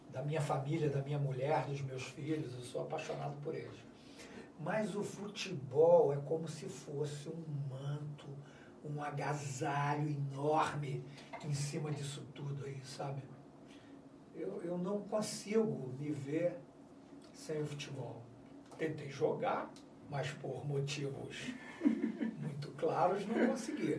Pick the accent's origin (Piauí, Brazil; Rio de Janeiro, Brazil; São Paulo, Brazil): Rio de Janeiro, Brazil; eu morava em Realengo, estudei em Bangu, mas eu nasci no Rio Comprido.